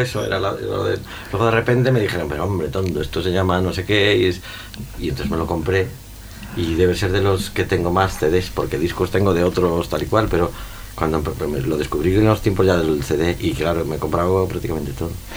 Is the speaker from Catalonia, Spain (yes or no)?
no; Vigo, Galicia, Spain; yo soy de Vigo